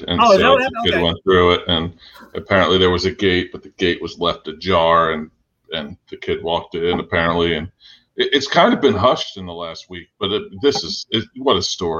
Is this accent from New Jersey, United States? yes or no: yes; South Orange, New Jersey, United States; We were South Orange, yo.